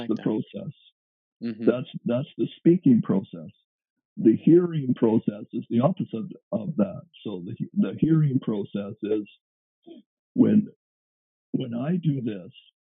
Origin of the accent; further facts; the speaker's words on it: Canada; being a Canadian